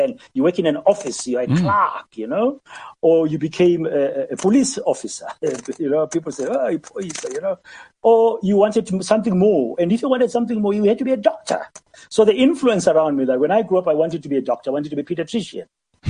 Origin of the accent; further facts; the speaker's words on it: Soweto, Gauteng, South Africa; moved away as an adult; also born or lived in Maputo; I'm from Soweto.